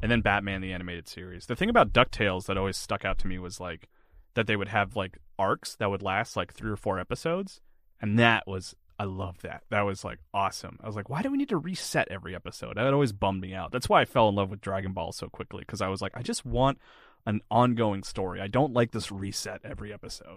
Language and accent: English; Florence, South Carolina, United States; moved away; I grew up in South Carolina